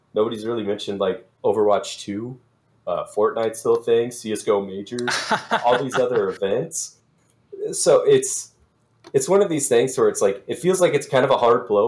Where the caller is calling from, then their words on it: Sioux Falls, South Dakota, United States; Sioux Falls, South Dakota.